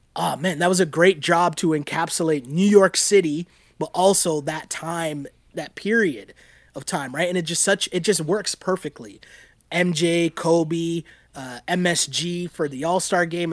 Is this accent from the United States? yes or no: no; Toronto, Ontario, Canada; growing up in Toronto